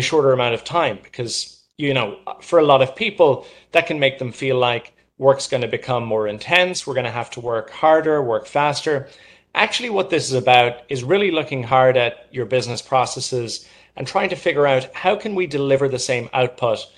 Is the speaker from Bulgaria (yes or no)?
no; Ireland; now in New York, United States; I'm originally from Ireland and moved to New York